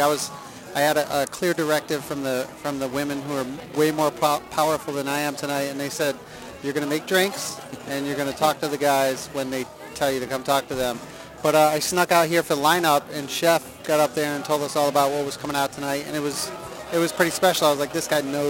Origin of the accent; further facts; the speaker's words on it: East Coast, United States; I'm from the East Coast, so real recognize real, yo